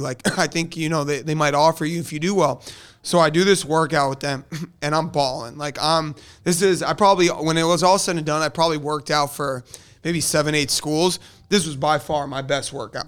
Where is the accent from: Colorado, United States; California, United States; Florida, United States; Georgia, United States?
Florida, United States; South; also born or lived in Delaware; I'm a Florida kid. I'm, you know, I grew up in South Florida